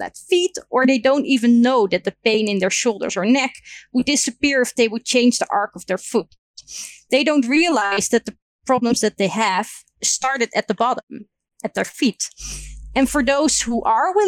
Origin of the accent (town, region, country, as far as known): Netherlands